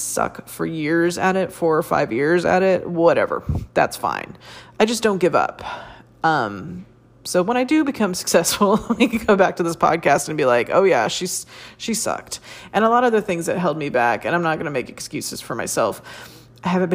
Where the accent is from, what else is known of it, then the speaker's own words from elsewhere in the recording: United States; I'm an American woman born and raised here